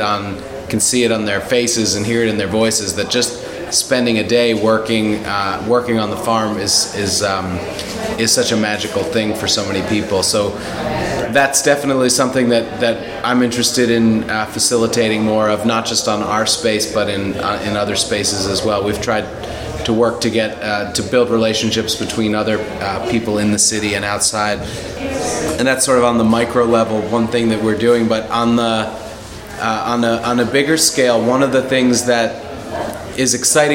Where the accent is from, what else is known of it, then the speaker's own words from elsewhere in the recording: Philadelphia, Pennsylvania, United States; I was born in Philly and grew up in the suburbs, and I've also lived here